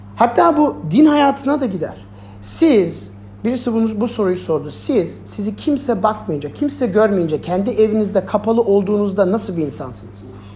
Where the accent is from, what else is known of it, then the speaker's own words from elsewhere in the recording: Germany; ben Almanya'da büyüdüm.